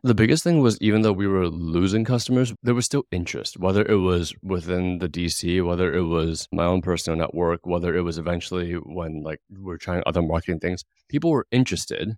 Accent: Hong Kong; moved away; I come from Hong Kong, like big Asian city

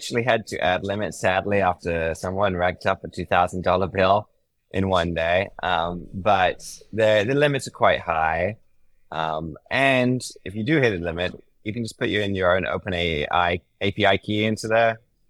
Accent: United Kingdom; now in United States; I mean, I'm British, and I think I've been in the States for a decade. My accent is totally messed up.

